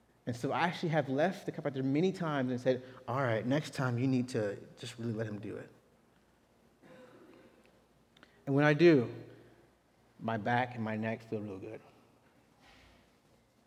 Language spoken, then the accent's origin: English; Texas, United States; as a Texan